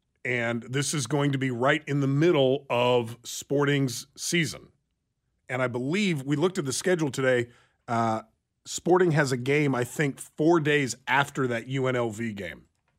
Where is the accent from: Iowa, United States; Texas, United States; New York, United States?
Iowa, United States; I'm from Iowa. It's a city. Words. It's a state to the northeast of here.